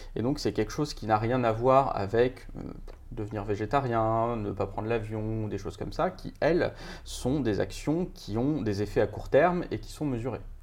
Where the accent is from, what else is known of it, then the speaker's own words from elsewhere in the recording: Paris, Île-de-France, France; j'ai 40 ans, je suis parisien